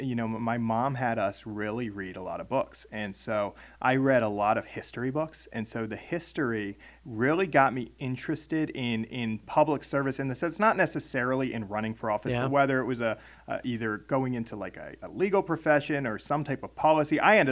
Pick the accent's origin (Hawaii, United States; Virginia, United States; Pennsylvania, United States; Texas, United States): Pennsylvania, United States; Millerstown; also born or lived in Maryland; I was actually born in Maryland. My family comes from Maryland and moved up to Pennsylvania when I was about 8 years old and grew up in Perry County, Millerstown area, Greenwood Township.